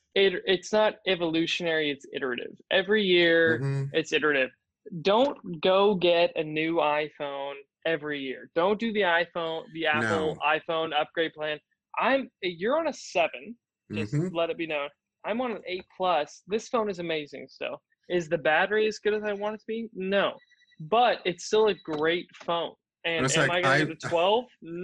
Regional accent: United States; as American

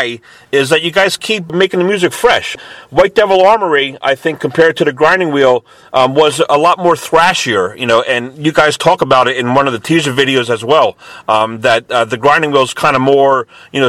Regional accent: Lower Bucks County, Pennsylvania, United States; I'm from Lower Bucks County, Pennsylvania.

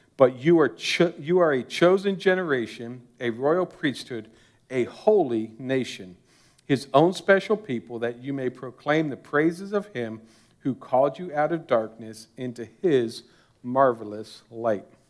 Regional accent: United States; As an American Christian

